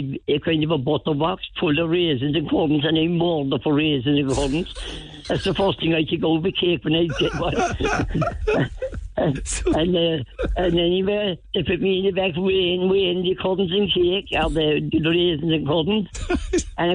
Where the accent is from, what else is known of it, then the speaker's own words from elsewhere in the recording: Cork, Munster, Ireland; I was born on Mount Nebo